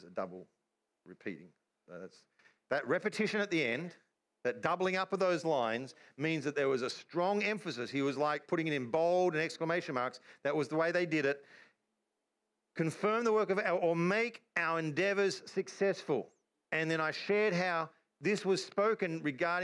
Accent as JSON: {"language": "English", "country": "Australia", "said": "I'm an Australian"}